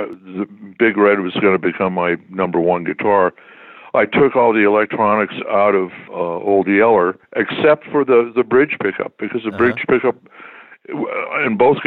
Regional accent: Toronto, Ontario, Canada; moved away as an adult; also born or lived in Detroit, Michigan, United States / Montreal, Quebec, Canada / United States / Calgary, Alberta, Canada; I was born in Detroit, but my parents moved to Toronto when I was like five

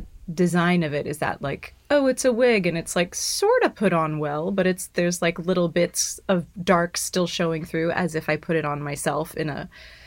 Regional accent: Dallas, Texas, United States; I grew up in Dallas.

